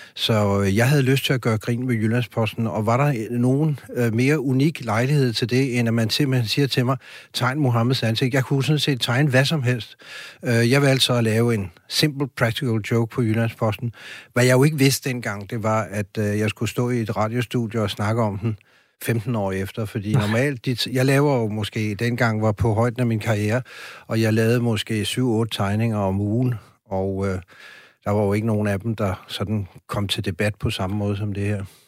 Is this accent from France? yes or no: yes; France; now in Denmark; jeg er vokset op i Frankrig